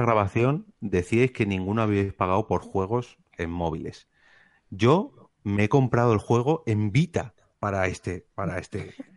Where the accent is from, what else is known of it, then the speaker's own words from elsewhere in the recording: Madrid, Community of Madrid, Spain; aquí en Madrid eh, ya lleva muchísimos años